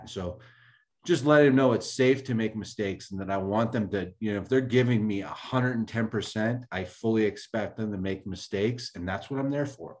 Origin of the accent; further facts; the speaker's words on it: Bay Area, California, United States; born and raised in the Bay Area